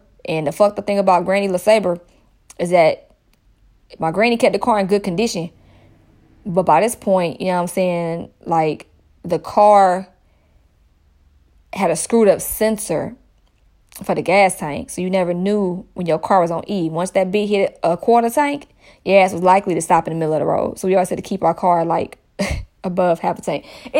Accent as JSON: {"language": "English", "town": "Stone Mountain", "region": "Georgia", "country": "United States", "said": "I am from Stone Mountain. For those that don't know, that's in the Atlanta area."}